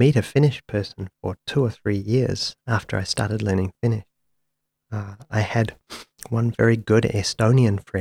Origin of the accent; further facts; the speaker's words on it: Wairakei, Waikato, New Zealand; now in Wellington, New Zealand; I grew up in Wairake, a small village to the north of Taupo in the 1980s